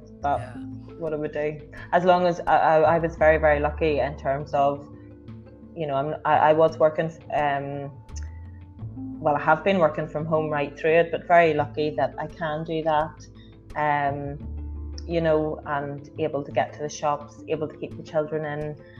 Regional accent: Northern Ireland, United Kingdom; I'm an Irish redhead

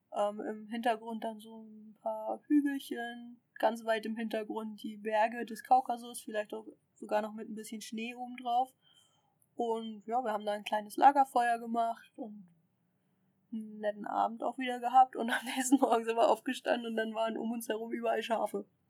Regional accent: Germany; ich komme aus Deutschland

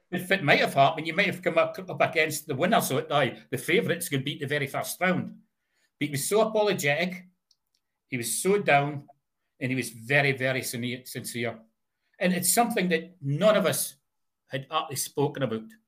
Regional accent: Fraserburgh, Scotland, United Kingdom; I started for Fraserburgh.

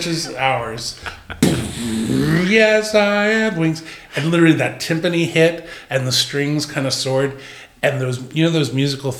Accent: New York City, New York, United States; as a New Yorker

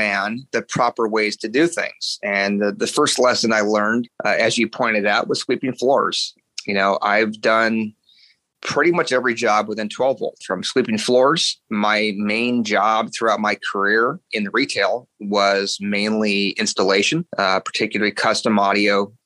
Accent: Gilroy, California, United States; I grew up in Northern California in a little town called Gilroy, which is just south of San Jose

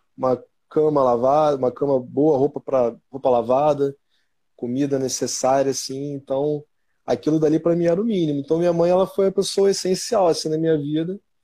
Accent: Rio de Janeiro, Brazil; eu sou daqui da, da Zona Norte do Rio, né, cara? Eu sou do jeito de Dentro, nasci no jeito de Dentro.

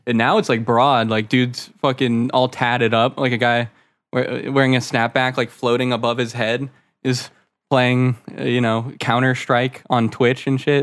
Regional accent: Florida, United States; born or raised there; also born or lived in Maryland

